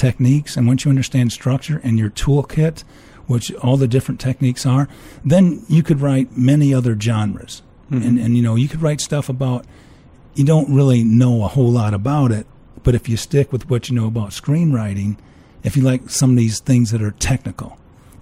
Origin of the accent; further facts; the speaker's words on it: Chicago, Illinois, United States; now in Scottsdale, United States; I'm from Chicagoland.